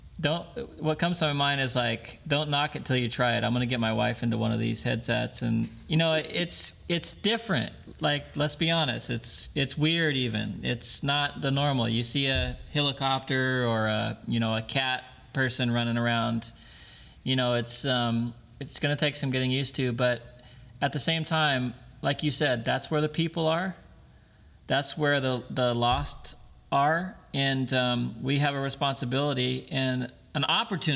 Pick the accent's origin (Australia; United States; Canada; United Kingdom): United States; Ruidoso, New Mexico; Ruidoso is about 3 hours south in New Mexico. Oh, that's where I grew up